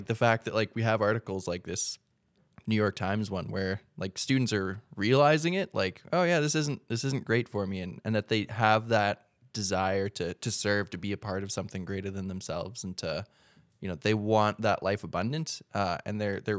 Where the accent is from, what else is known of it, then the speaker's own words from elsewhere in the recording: Regina, Saskatchewan, Canada; Growing up in Regina.